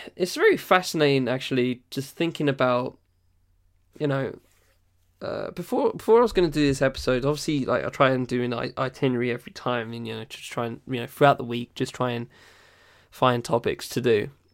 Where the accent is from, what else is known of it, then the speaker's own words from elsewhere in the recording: Essex, East of England, United Kingdom; also born or lived in London; I don't live in London. I was born there, but I moved to Essex when I was, like, six months old